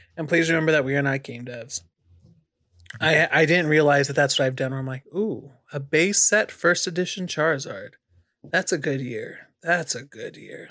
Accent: California, United States; also born or lived in Arizona; now in North Carolina, United States; being born and raised in California, then living in Arizona in the desert, and then coming to North Carolina

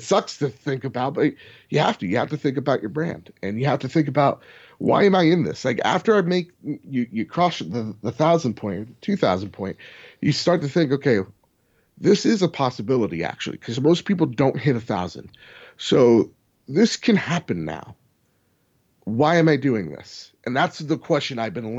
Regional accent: New Jersey, United States; We're from New Jersey.

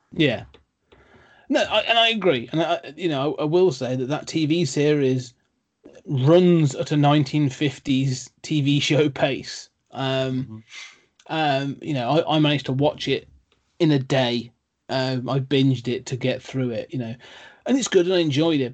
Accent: United Kingdom; being British

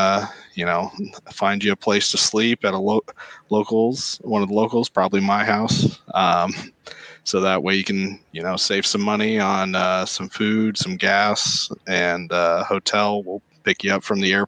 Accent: Omaha, Nebraska, United States; So I'm from Omaha, Nebraska, born and raised here

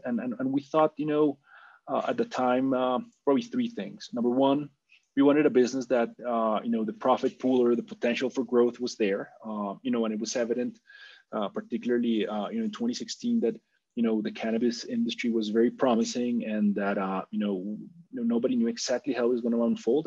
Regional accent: Colombia; I'm a Colombian, uh, born and raised in Colombia, uh, and have been living here most of my life

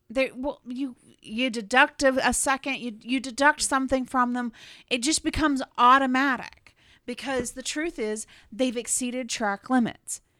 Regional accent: United States

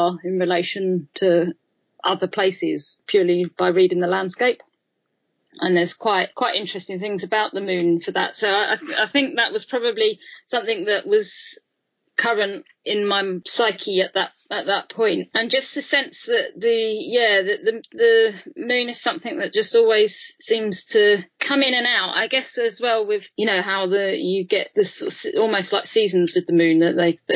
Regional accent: London, United Kingdom; being a Londoner

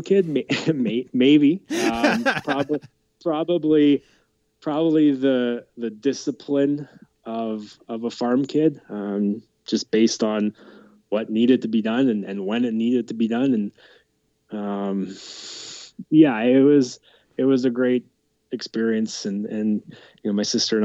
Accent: Camrose, Alberta, Canada; I grew up just outside of Camrose, Alberta, on a farm

